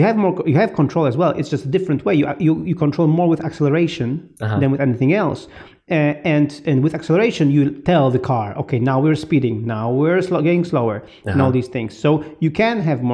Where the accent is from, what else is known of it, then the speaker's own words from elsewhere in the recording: Poland; moved away; I was in Poland, in my hometown